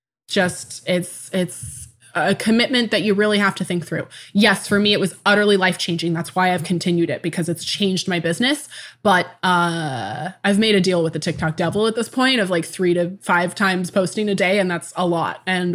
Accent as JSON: {"language": "English", "town": "Tacoma", "region": "Washington", "country": "United States", "tie": "born there", "said": "I was born in 1994 in Tacoma, Washington."}